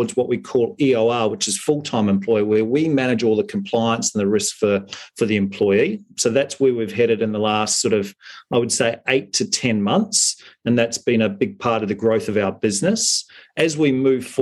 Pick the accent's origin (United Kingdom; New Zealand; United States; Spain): New Zealand; now in Australia; being a Kiwi